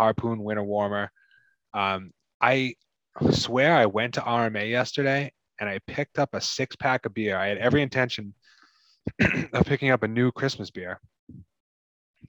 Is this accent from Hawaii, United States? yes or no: no; Massachusetts, United States; I'm from Massachusetts.